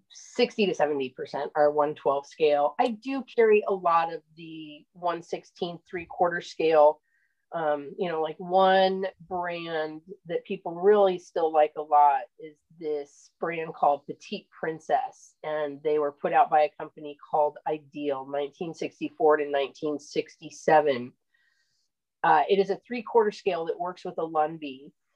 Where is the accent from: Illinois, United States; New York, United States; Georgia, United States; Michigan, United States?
Illinois, United States; also born or lived in Oregon; now in Central Florida, United States; I'm originally from Illinois.